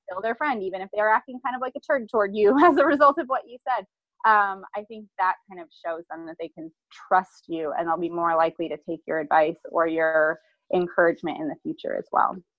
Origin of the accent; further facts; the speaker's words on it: Iowa, United States; now in Columbia, United States; we're originally from Iowa